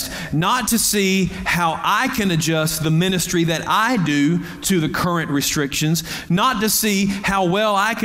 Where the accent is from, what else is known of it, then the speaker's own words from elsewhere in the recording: United States; American Christians